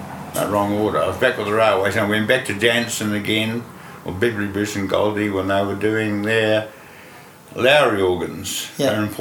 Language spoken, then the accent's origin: English; Dunedin, Otago, New Zealand; I was born in Dunedin, and I was there through to secondary school.